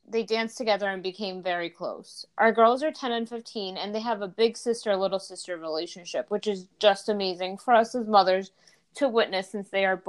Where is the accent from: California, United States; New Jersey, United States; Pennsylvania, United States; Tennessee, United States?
New Jersey, United States; also born or lived in Dominican Republic; I was born in Dominican Republic, but I was raised here in Jersey.